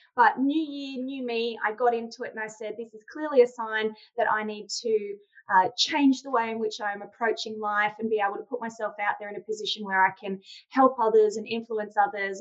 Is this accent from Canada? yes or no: no; Australia; I'm from Australia